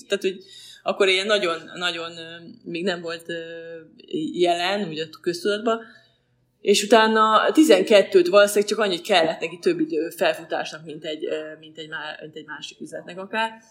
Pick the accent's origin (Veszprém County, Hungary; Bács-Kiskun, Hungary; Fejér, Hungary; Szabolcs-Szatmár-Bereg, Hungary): Veszprém County, Hungary; Veszprém; also born or lived in Balatonfüred / Pécs; now in Budapest, Hungary; Veszprémi vagyok, és Balatonfüredre jártam középiskolába